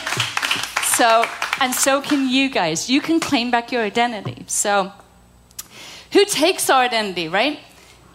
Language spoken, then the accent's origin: English; United Kingdom; moved away; I'm British